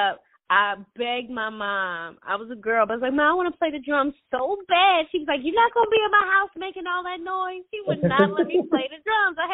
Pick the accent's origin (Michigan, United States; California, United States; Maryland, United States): Maryland, United States; Baltimore; now in Dallas, United States; I'm originally from Baltimore